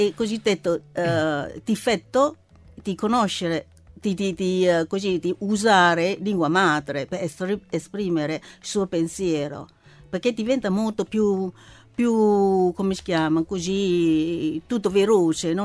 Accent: China; Italian is a second language; now in Italy; io intendo come, come cinese

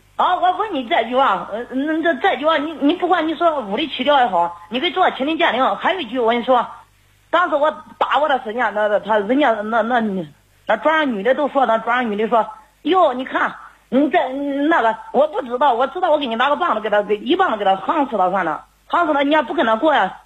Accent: Xinyang, Henan, China; moved away as an adult; now in Nanyang, China; 我是信阳的

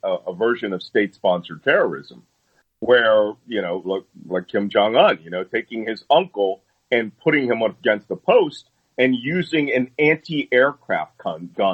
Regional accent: Philadelphia, Pennsylvania, United States; I was raised in Philadelphia, and I went to Catholic high school.

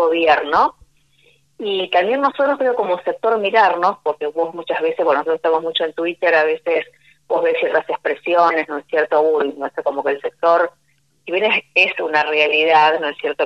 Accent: Argentina; como, como argentino

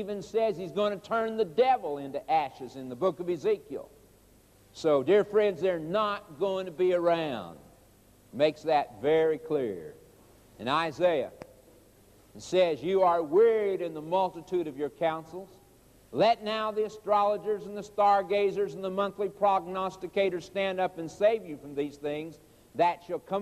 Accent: Oklahoma, United States; I was raised in Oklahoma

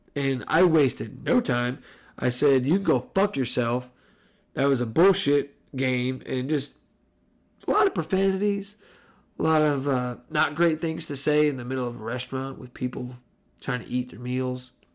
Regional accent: New Jersey, United States; moved away; I grew up in New Jersey

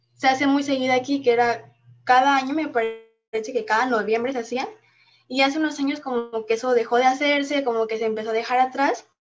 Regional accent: Mexico; los que lo que nos hace mexicanos y lo que nos representa ante el mundo

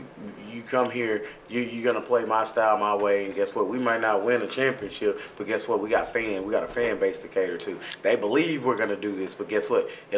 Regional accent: Kentucky, United States; My mentality is I come from Kentucky. We win.

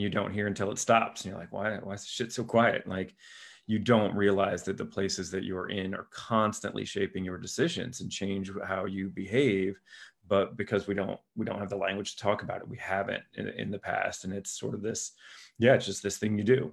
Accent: Lima, Ohio, United States; my hometown, Lima, Ohio

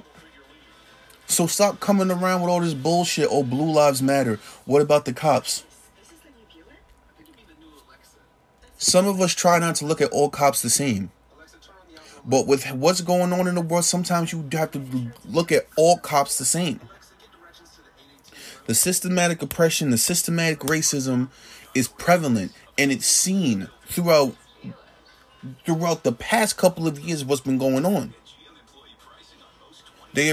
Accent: Jersey City, New Jersey, United States; I grew up in Jersey City, New Jersey.

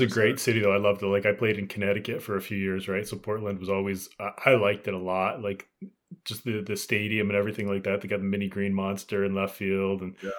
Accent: Canada; being Canadian here

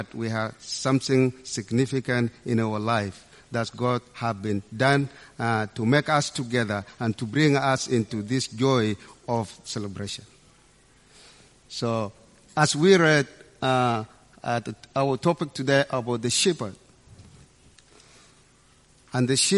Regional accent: Sudan; moved away; my background as African, I come from Sudan in a small village

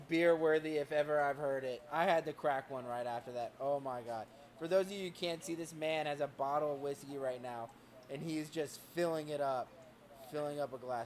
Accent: the South, United States; I'm from the South

